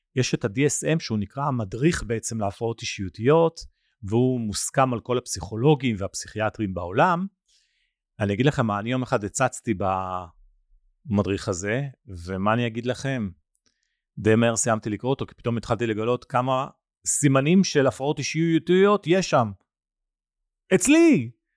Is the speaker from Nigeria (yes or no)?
yes; Nigeria; moved away; בניגריה, המקום שאתם יודעים כבר נולדתי וגדלתי בו